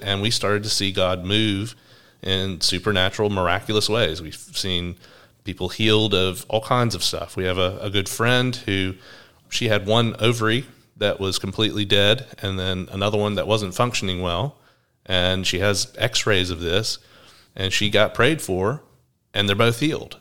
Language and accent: English; Atlanta, Georgia, United States; now in Brisbane, Australia; I'm from Atlanta, Georgia. You might notice I have a different accent to Braun